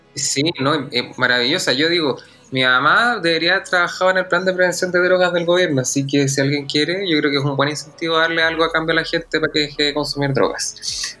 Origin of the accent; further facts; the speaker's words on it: Santiago, Santiago Metropolitan Region, Chile; also born or lived in Puerto Montt / La Unión / Osorno; nací en Puerto Montt, viví en La Unión y en Osorno, pero me vino como a los 6-7 años a Santiago. Entonces, la verdad, de sureño me queda bastante poco